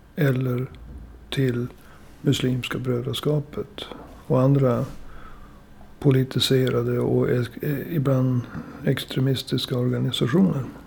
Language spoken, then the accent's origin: Swedish; Umeå, Västerbotten County, Sweden; Jag är ju född och uppvuxen i Umeå